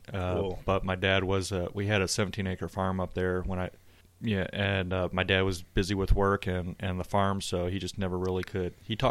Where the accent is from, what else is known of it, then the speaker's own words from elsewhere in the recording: western Michigan, United States; I grew up born and raised in Michigan on the western side, and we had a farm.